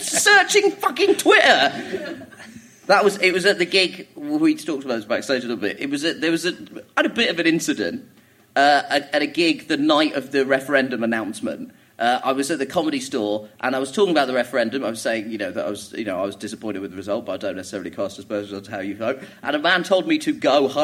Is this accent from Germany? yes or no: no; Croydon, London, United Kingdom; also born or lived in Orpington; I grew up in Croydon, which is a shithole, but it is a very multicultural shithole